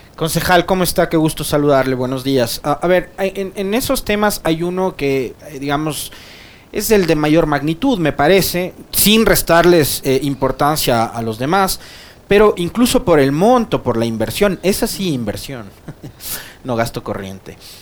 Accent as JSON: {"language": "Spanish", "country": "Ecuador"}